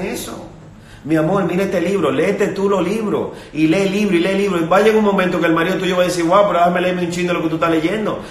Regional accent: Dominican Republic; En mi país, por ejemplo, eh, hay un sitio que se llama Punta Cana

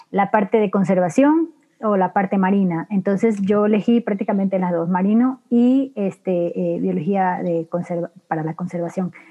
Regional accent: Los Ríos, Ecuador; also born or lived in Guayaquil; soy ecuatoriana y de la provincia de Los Ríos, pero viví muchos muchos años en Guayaquil.

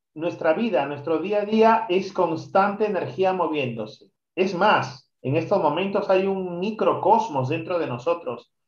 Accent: Peru; yo soy peruano

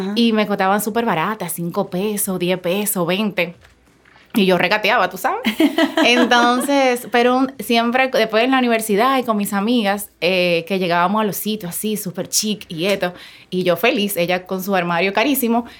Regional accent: Santo Domingo Norte, Distrito Nacional, Dominican Republic; Yo me crié en un barrio de Santo Domingo, en Sabana Perdida.

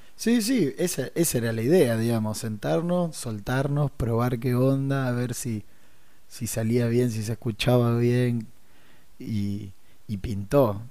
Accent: Rosario, Santa Fe, Argentina; somos rosarinos

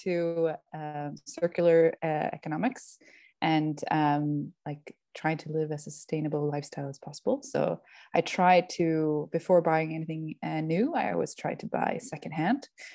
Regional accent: Stockholm archipelago, Stockholm County, Sweden; moved away; I am from Sweden and from the outside area of Stockholm. So I'm from the archipelago there

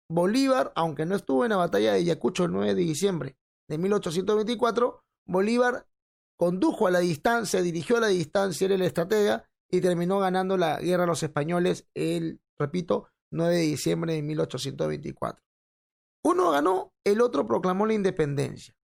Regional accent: Peru; Pero vamos a empezar con el Perú porque soy peruano.

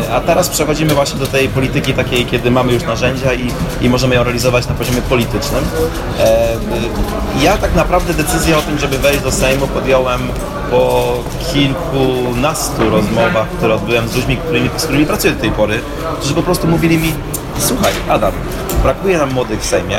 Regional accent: Opole Voivodeship, Poland; Ja jestem z Opolszczyzny, która jest takim tyglem kulturowym

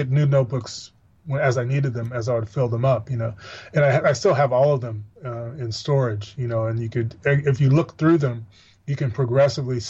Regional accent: Missouri, United States; where I grew up in Missouri

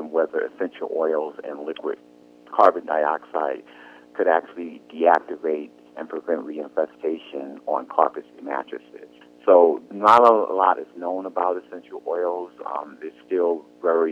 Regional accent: New York City, New York, United States; also born or lived in New Jersey / Connecticut; I was born in Brooklyn, New York. I went to public school in the city of Brooklyn

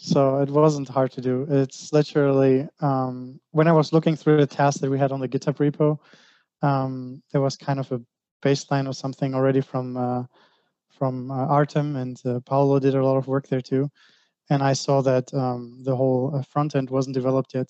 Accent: Greece; now in Germany; I'm from Greece. Um, I live in Germany.

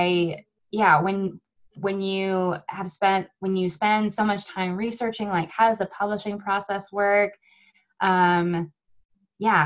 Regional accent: United States; I'm from America, I guess you can tell that from my beautiful accent

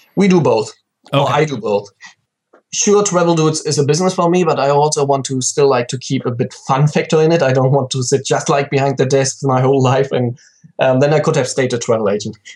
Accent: countryside close to Cologne, North Rhine-Westphalia, Germany; I'm from Germany, very um, um, pretty much on the countryside, close to Cologne, and that's still like where I live now

